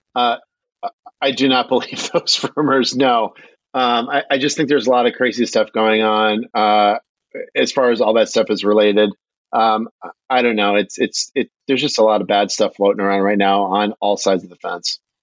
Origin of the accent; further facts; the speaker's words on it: Michigan, United States; I'm from Michigan